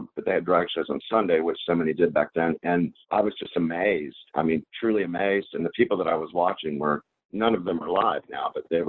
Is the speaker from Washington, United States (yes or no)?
no; Charlotte, North Carolina, United States; moved away as an adult; also born or lived in West Hollywood; I was born and raised in Charlotte, North Carolina. I'm back in Charlotte, North Carolina.